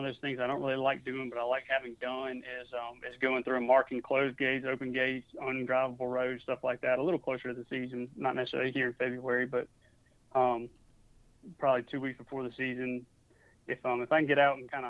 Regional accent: Mississippi, United States; also born or lived in New Orleans; now in Georgia, United States; I was in Mississippi a couple years ago. And I wasn't around my hometown

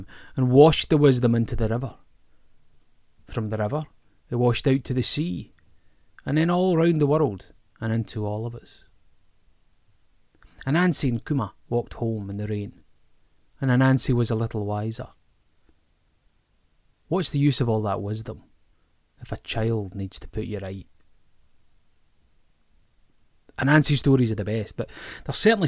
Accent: Greenock, Scotland, United Kingdom; My hometown, Greenock, was a sugar town and a port

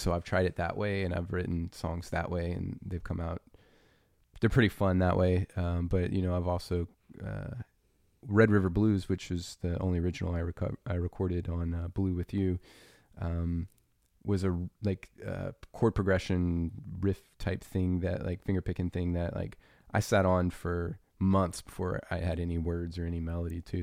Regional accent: Louisiana, United States; I was raised in Louisiana

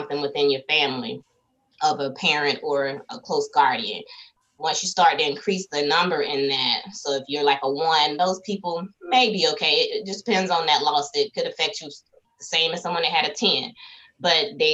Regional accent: South Carolina, United States; I'm from South Carolina

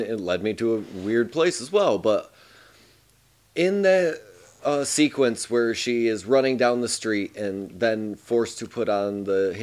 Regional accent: United States; an American who grew up in that time

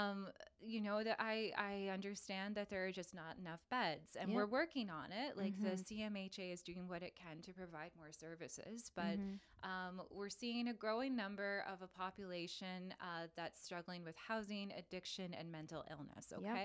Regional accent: London, Ontario, Canada; What else am I used to seeing as a Londoner?

